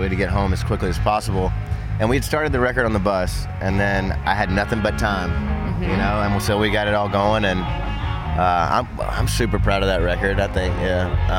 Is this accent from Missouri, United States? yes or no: no; Nashville, Tennessee, United States; growing up in Nashville